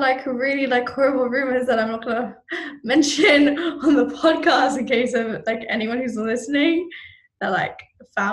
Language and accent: English; Malaysia; I am Malaysian, but, like, obviously, like, I'm not as fluent.